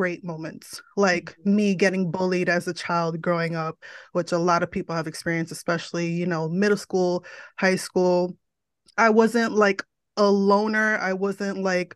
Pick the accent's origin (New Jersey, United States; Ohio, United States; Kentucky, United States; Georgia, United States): New Jersey, United States; moved away as an adult; also born or lived in Florida; born and raised in New Jersey, still here